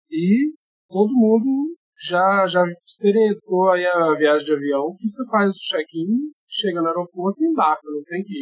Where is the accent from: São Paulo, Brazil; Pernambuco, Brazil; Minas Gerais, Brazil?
Minas Gerais, Brazil; Belo Horizonte; Eu sou de BH, assim como você